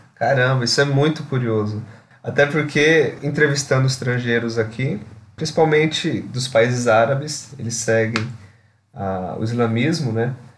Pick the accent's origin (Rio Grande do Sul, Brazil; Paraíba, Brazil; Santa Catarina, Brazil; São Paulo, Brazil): São Paulo, Brazil; Eu sou de São Paulo